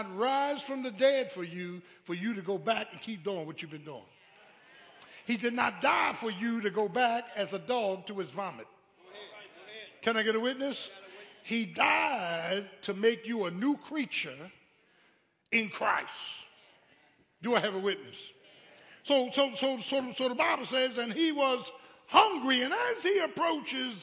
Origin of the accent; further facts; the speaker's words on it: Philadelphia, Pennsylvania, United States; I grew up in Philly